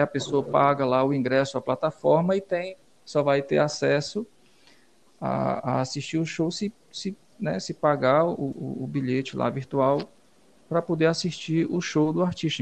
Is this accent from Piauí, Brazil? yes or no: yes; Valença do Piauí, Piauí, Brazil; now in Teresina, Brazil; eu sou de Valença, do Piauí, venho de Valença